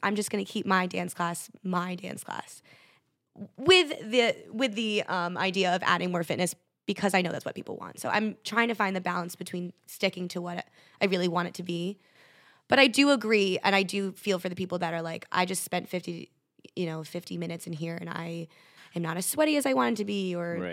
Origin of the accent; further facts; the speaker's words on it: Connecticut, United States; moved away as an adult; now in New York City, United States; I stayed at home for a year in Connecticut